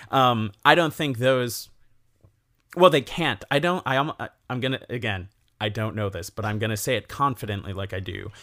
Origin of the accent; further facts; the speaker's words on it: Elkhorn, Wisconsin, United States; I grew up in Elkhorn, Wisconsin